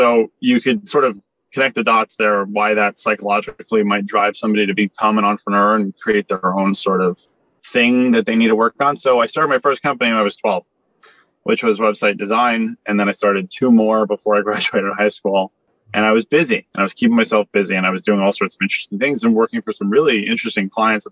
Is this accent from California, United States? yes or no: no; New York City, New York, United States; I grew up in Soho in Manhattan